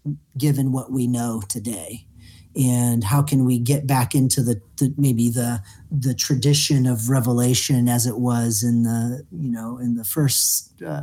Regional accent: Canton, Ohio, United States; now in Greensboro, United States; I was born in Ohio, Canton, Ohio, and became a Quaker in college

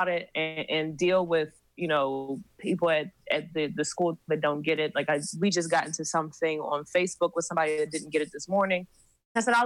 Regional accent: Philadelphia, Pennsylvania, United States; moved away as an adult; also born or lived in California; I'm originally from Philly, so I looked at schools in my area.

